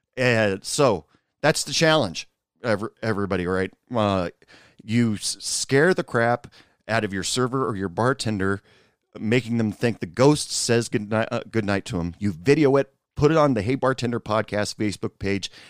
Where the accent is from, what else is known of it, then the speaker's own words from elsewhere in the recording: Oregon, United States; moved away; I'm originally from Oregon